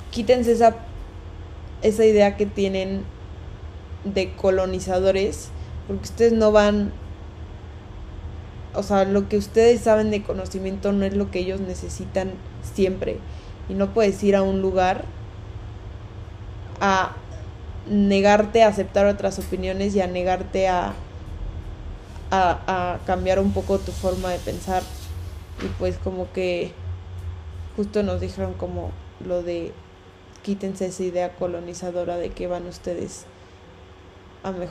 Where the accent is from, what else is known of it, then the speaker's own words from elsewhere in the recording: Mexico City, Mexico; también nos dijeron, quítense esa idea como chilanga de que porque en la Ciudad de México sirve, ahí de a huevo va a tener que funcionar.